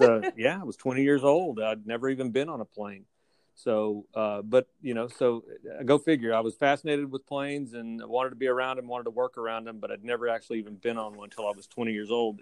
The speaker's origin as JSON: {"language": "English", "town": "Fort Worth", "region": "Texas", "country": "United States", "tie": "born or raised there", "also_born_or_lived": "Houston, Texas / Waco, Texas / Tyler, Texas", "lives_now": "Rockport, United States", "said": "I actually grew up in Fort Worth. I was born in Fort Worth, and we moved around the state a little bit"}